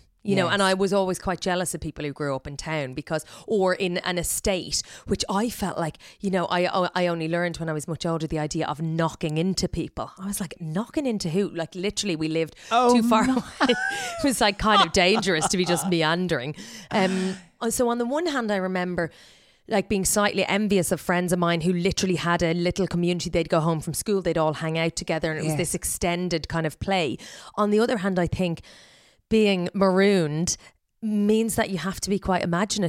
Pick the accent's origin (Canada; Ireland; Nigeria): Ireland; accent: Irish; So I think I haven't lost my Irish accent at all.